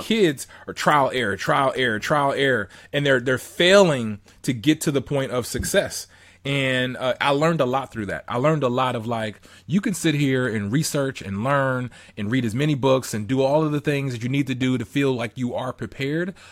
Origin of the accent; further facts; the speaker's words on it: Southern California, United States; I'm from Southern, Southern California